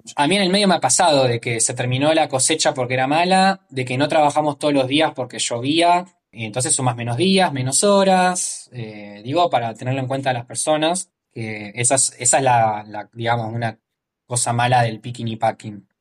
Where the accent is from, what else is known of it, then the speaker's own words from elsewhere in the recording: Morón, Buenos Aires Province, Argentina; moved away as an adult; now in Australia; yo soy de Morón, eh, zona oeste, Gran Buenos Aires, Argentina